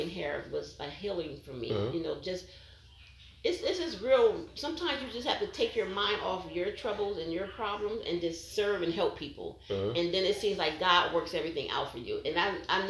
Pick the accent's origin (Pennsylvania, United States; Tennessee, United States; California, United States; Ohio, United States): Pennsylvania, United States; moved away; my hometown of Pennsylvania